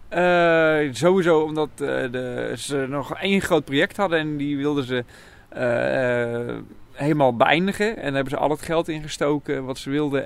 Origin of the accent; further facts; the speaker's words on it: Nieuwkoop, South Holland, Netherlands; ik kom uit Nieuwkoop